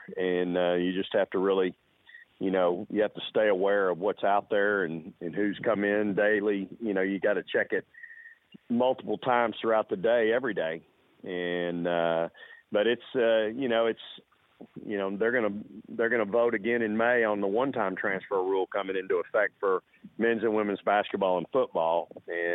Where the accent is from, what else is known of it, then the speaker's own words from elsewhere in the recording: the Texas coast, United States; moved away; the coast where I grew up